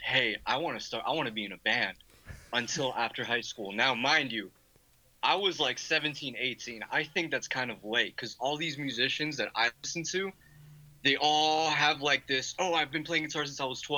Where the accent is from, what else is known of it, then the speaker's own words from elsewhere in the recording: Miami, Florida, United States; growing up in Miami